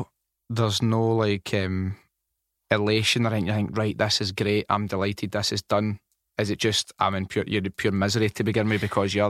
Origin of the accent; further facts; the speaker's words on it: Scotland, United Kingdom; where are you from? And they'd be like, Scotland.